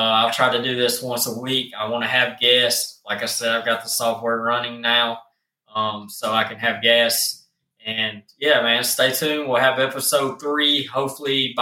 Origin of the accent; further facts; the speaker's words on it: the South, United States; accent: country; I'm from the South. I have a country accent